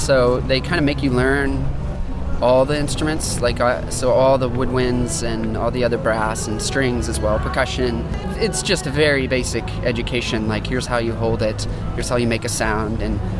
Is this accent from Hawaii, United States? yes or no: no; Kentucky, United States; Yeah, I grew up there.